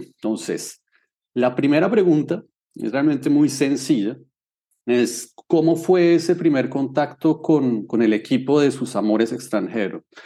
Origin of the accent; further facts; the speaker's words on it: Bogotá, Colombia; yo tengo 36 años y nací en Bogotá